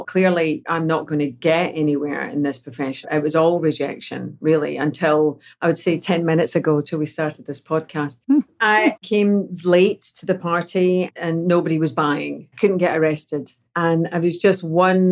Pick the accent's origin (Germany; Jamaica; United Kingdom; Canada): United Kingdom; Glasgow, Scotland; moved away as an adult; also born or lived in Mexico; now in Los Angeles, United States; growing up in Glasgow, Scotland